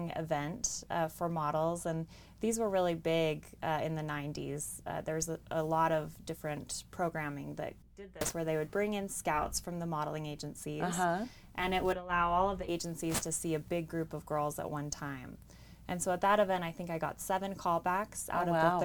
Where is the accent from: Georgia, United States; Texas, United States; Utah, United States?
Utah, United States; Bountiful; I grew up in Bountiful, Utah.